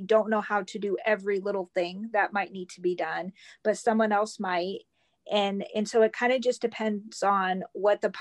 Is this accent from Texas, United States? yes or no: no; Northern Indiana, United States; moved away as an adult; also born or lived in Memphis, Tennessee; I'm originally from Northern Indiana. I was born and raised here